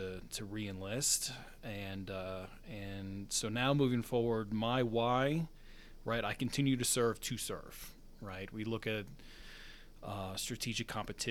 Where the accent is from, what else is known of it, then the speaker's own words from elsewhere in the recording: Newton, New Jersey, United States; moved away as an adult; also born or lived in Alaska / Georgia / Texas / Kansas; now in Colorado Springs, United States; born and raised in Newton, New Jersey, on the border of New York and Pennsylvania.